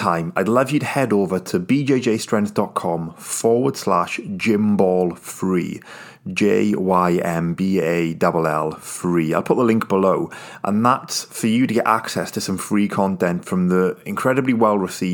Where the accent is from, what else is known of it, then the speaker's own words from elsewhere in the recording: United Kingdom; I'm British